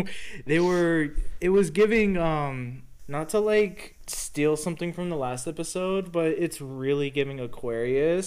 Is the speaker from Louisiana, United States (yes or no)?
no; Texas, United States; born or raised there